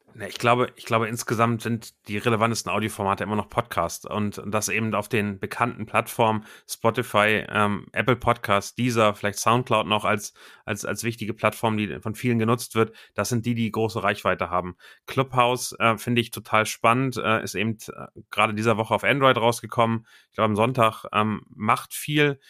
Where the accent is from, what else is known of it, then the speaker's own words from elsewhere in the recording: Hamburg, Germany; komme aus Hamburg